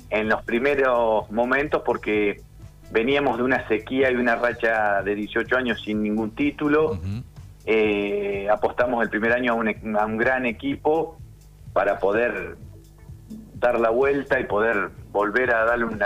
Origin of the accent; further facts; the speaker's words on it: Córdoba, Argentina; Yo me vine de Córdoba todo ese año. me, me, hacía 1900 kilómetros todos los fines de semana para estar.